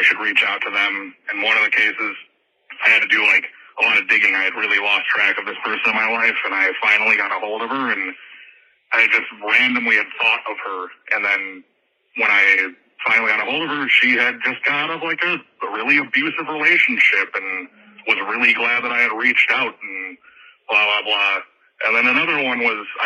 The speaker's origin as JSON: {"language": "English", "region": "Wisconsin", "country": "United States", "said": "I'm from Wisconsin"}